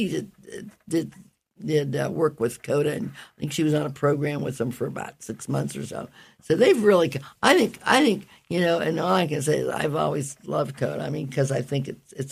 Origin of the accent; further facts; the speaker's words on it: United States; moved away; also born or lived in New York / Pittsburgh, Pennsylvania; I was raised in New York and Pittsburgh